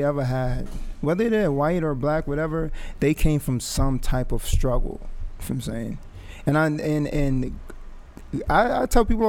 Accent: Englewood, New Jersey, United States; also born or lived in Jamaica; I grew up in Inglewood

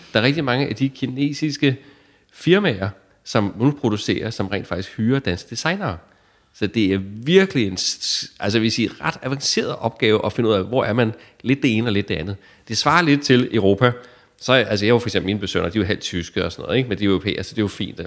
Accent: Denmark

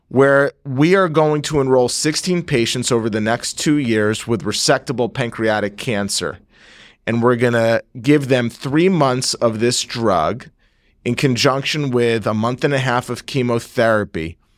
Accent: Northeast New Jersey, United States; moved away as an adult; I'm from Northeast New Jersey, born and raised

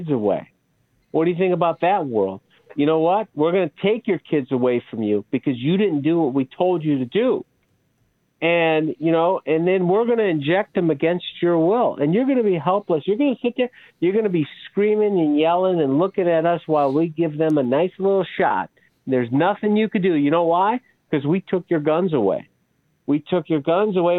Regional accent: Chicago, Illinois, United States; I grew up in Chicago. I grew up in this inner city

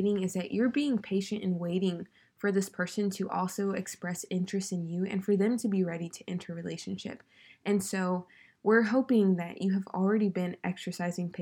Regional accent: California, United States; I'm from California

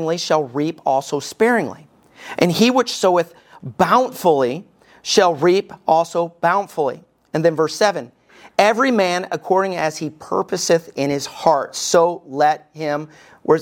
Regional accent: Alabama, United States; moved away; When I was growing up in Alabama, we never raked the yard

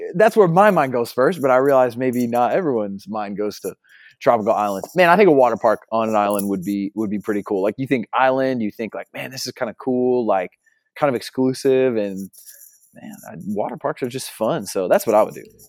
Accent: New Jersey, United States; moved away as an adult; also born or lived in Upstate New York; now in Oklahoma, United States; I'm originally from Jersey, so I was born and raised in New Jersey, then transplanted to New York, and now Oklahoma

